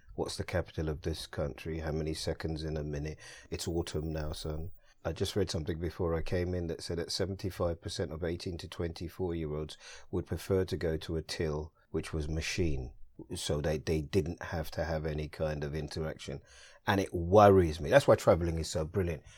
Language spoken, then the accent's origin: English; London, United Kingdom; I'm a Londoner, born and bred. I live here, I work here